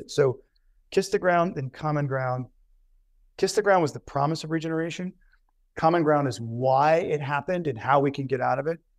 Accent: Covington, Louisiana, United States; moved away; I was born in Covington, Louisiana

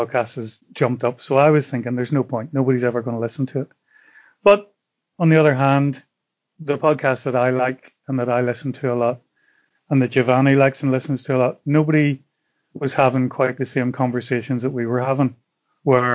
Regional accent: Belfast, Northern Ireland, United Kingdom; moved away as an adult; now in Italy; what I grew up with in Belfast

